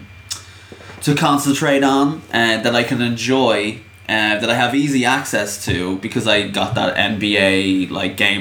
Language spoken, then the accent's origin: English; Ireland; I'm Irish